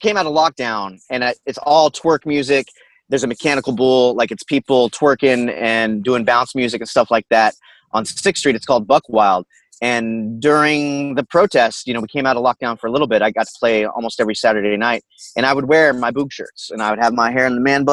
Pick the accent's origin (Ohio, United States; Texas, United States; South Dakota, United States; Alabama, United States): Texas, United States; Houston; I'm Persian. You know, I grew up in Houston